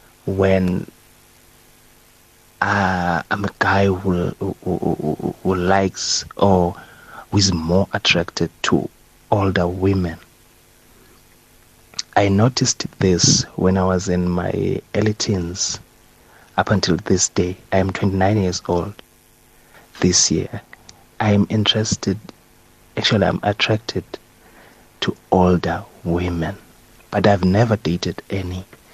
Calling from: Port Elizabeth, Eastern Cape, South Africa; I'm anonymous from Port Elizabeth.

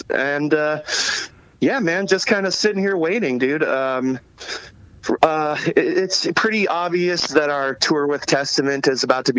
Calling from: Brooklyn, New York, United States; Yeah, I am locked down in Brooklyn, New York. I've been living out here for the last 2 years

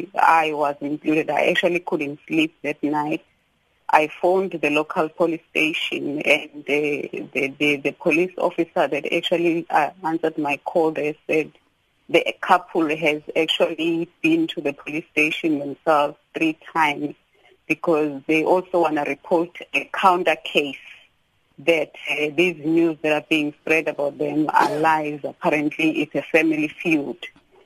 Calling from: Durban, KwaZulu-Natal, South Africa; Sakina, I'm calling from Durban. It's an area opposite here, KwaMashu.

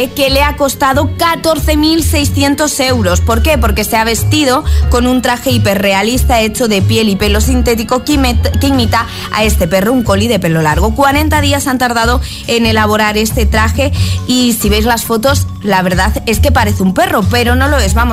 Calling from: Jerez de la Frontera, Andalusia, Spain; Hola, buenos días. … de Jerez.

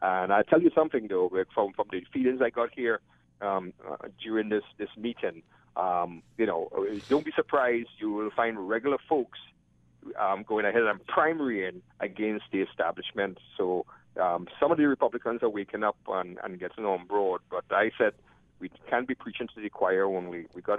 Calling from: Rochester, New York, United States; I'm calling from Rochester anyway, so that's why it dropped.

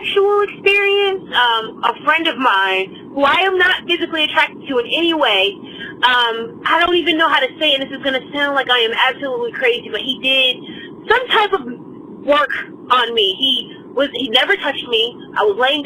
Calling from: Raleigh, North Carolina, United States; I'm calling from Raleigh, North Carolina

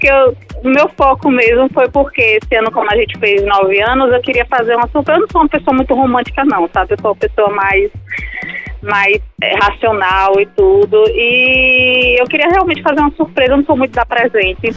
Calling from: Aracaju, Sergipe, Brazil; Eu falo aqui de Aracaju, Sergipe.

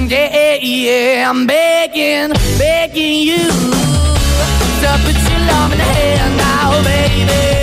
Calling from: Cádiz, Andalusia, Spain; Hola, buenas tardes, agitadores. … de Cádiz.

